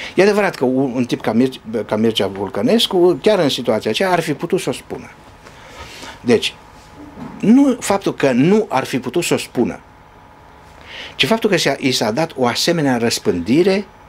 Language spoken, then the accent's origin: Romanian; Romania; moved away; Ca român